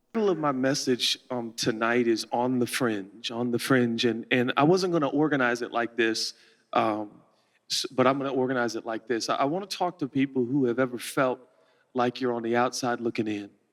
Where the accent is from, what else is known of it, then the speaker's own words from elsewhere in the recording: Portland, Oregon, United States; I'm a kid from Portland, Oregon